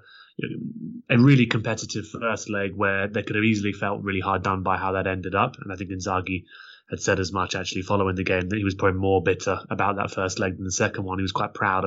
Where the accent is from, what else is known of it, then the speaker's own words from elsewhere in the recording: London, United Kingdom; I grew up in North London